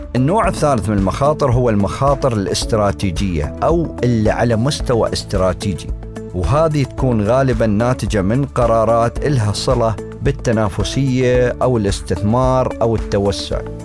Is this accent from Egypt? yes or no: no; United Arab Emirates; عندنا في الإمارات